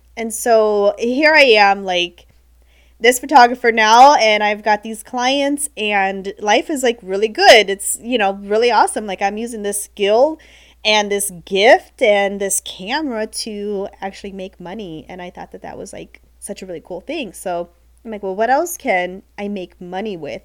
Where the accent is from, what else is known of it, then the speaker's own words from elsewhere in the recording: Ohio, United States; moved away as an adult; now in Florida, United States; born and raised in Ohio